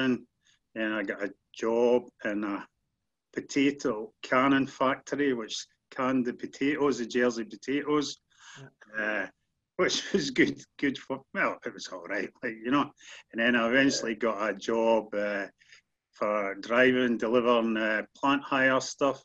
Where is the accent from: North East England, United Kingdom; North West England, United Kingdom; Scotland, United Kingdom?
Scotland, United Kingdom; East Kilbride; also born or lived in Glasgow; now in Stonehaven, United Kingdom; So family moved up to East Kilbride, got a brand new house, Calderwood, East Kilbride, and we stayed there for the next 11 years or so.